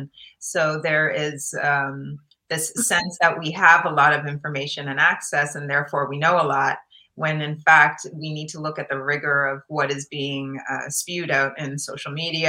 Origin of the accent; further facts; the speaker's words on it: Guelph, Ontario, Canada; moved away as an adult; now in United States; I grew up in Guelph, Ontario in Canada